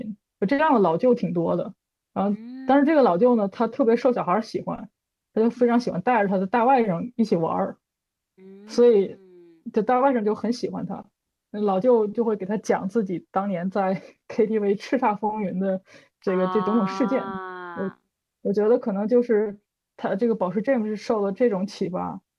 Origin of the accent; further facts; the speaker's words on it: Northeast China, China; 我们东北粤语都是这个，都是这个样子的，我觉得挺好的